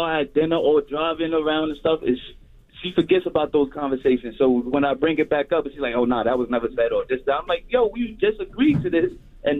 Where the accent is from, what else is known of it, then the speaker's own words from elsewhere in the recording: Bronx, New York, United States; I'm from the Bronx.